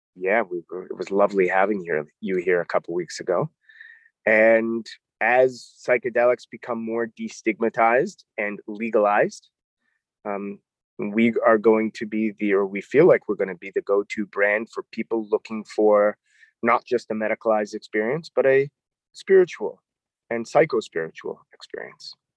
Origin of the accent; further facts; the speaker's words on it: Toronto, Ontario, Canada; moved away as an adult; also born or lived in New York; I'm a Canadian. I grew up in Toronto, Canada